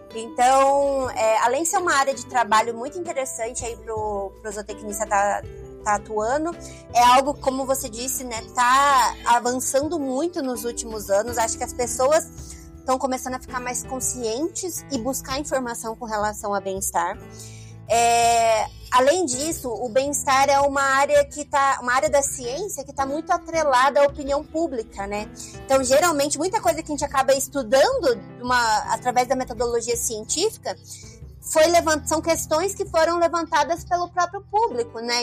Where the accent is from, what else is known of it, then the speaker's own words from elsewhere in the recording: Campo Grande, Mato Grosso do Sul, Brazil; also born or lived in Aquidauana; da capital, que é de onde eu sou é, Campo Grande